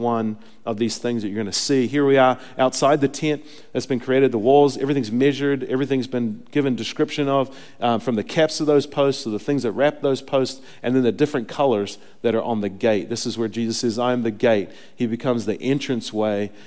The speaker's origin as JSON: {"language": "English", "country": "New Zealand", "moved": "yes", "said": "I come from New Zealand where we eat lots of sheep"}